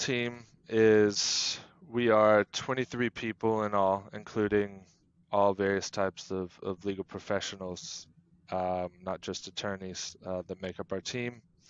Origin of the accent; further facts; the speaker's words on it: United States; now in Denmark; I'm originally from the U.S., but have been in Denmark for 10 plus years now. Have also lived a number of places and have been quite mobile in my personal life and career, but have made a home now here in Denmark.